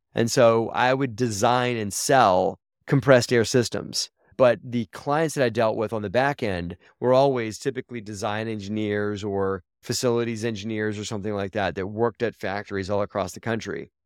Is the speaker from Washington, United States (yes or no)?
no; Baltimore, Maryland, United States; I grew up in Baltimore, Maryland, and I went to a magnet school called Baltimore